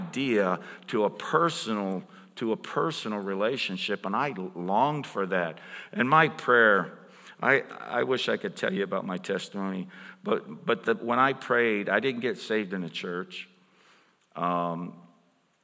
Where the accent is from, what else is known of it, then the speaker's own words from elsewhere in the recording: Pittsburgh, Pennsylvania, United States; I'm from Pittsburgh